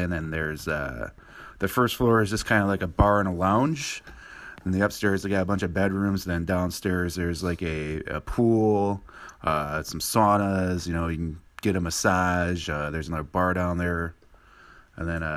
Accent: United States; I'm from the States

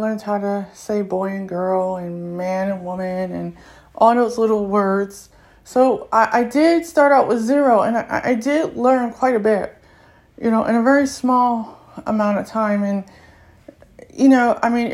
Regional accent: United States; I'm American, I'm from the U.S.

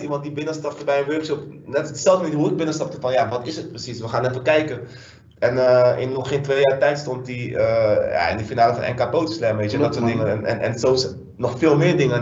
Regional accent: Dordrecht, South Holland, Netherlands; also born or lived in Suriname; now in Rotterdam, Netherlands; ik ben geboren in Suriname, maar echt, ik heb leren lopen, praten, et cetera, in, eh, in Dordrecht

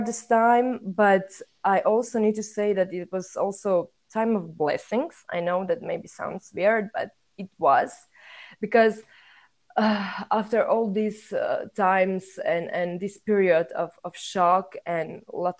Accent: Croatia; moved away as an adult; now in Denmark; I'm from Croatia, a small, beautiful country in Europe. But right now, I'm currently living, studying, and working in Denmark.

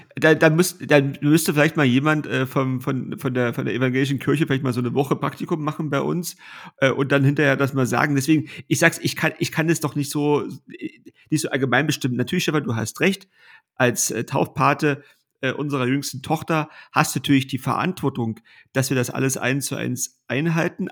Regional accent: Kroppen, Brandenburg, Germany; getauft worden in unserer Familienkirche

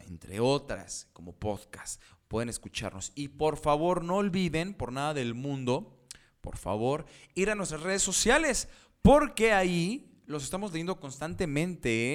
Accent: Mexico; soy mexicano

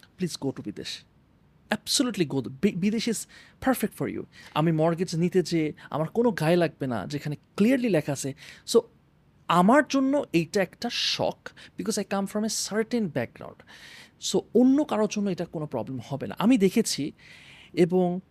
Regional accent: Bangladesh; আমরা অ্যাজ বাংলাদেশি

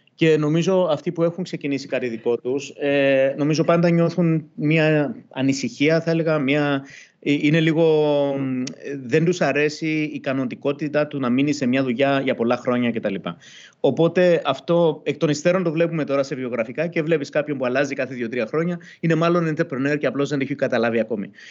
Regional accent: Cyprus; also born or lived in London; now in Greece; επειδή είμαστε και δύο από Κύπρο

